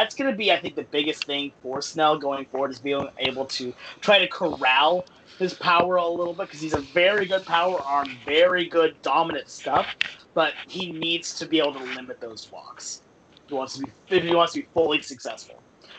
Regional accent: Seattle, Washington, United States; I'm from Seattle.

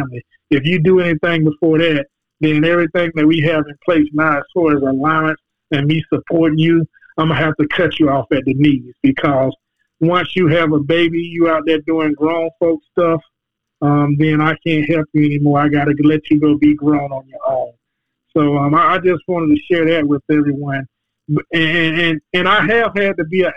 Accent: Jacksonville, Florida, United States; I grew up in the Brentwood Project in Jacksonville, Florida.

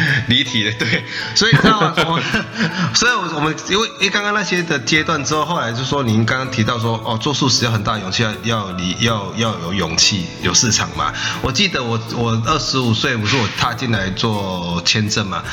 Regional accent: Taiwan; 我们是台湾过来的素食者

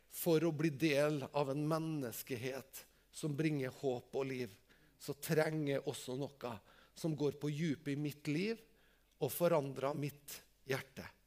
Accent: Tingvoll, Møre og Romsdal, Norway; Jeg er jo bare fra Tingvoll

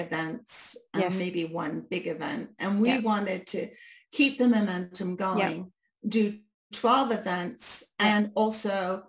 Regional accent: United Kingdom; because they think in a month I've become a Brit again, right? Because I've chameleoned again back into being a Brit.

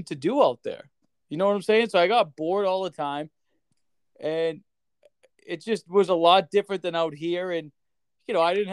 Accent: Boston, Massachusetts, United States; also born or lived in Maine / North Dakota; I'm from Boston, even though technically the suburbs

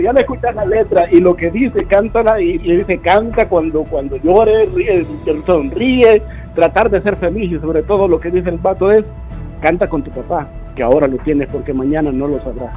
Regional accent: El Salvador; solo le tratamos de comer las letras ahí como buen salvadoreño.

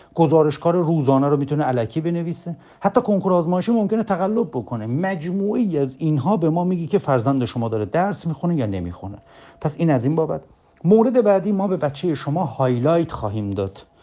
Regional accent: Bonab, East Azerbaijan, Iran; now in Tabriz, Iran; بنده اصلیتم تبریزی نیست من اصلیتم بنابیه

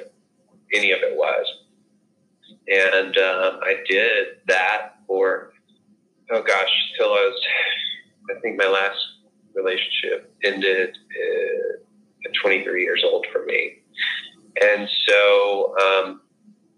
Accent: the South, United States; I growing up in the South and in a very conservative

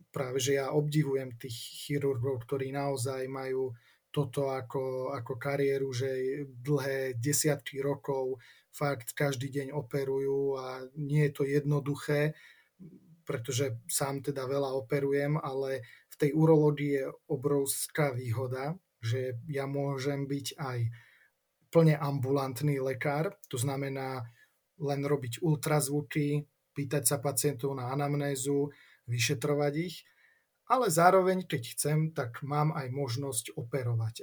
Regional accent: Martin, Žilina Region, Slovakia; also born or lived in Olomouc, Czechia; ja som sa narodil v Martine, mm, študoval som teda strednú školu v Martine

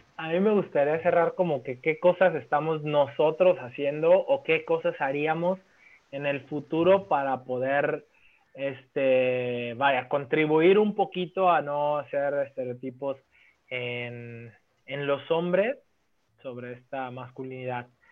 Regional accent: Mexico; como buen mexicano que soy

